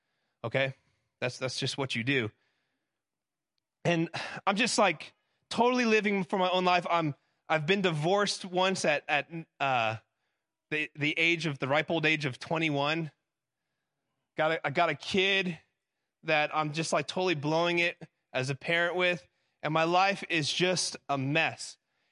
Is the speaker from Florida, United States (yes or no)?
yes; Florida, United States; moved away as an adult; now in Tennessee, United States; So I grew up in South Florida before I moved. I've been in Tennessee for a decade.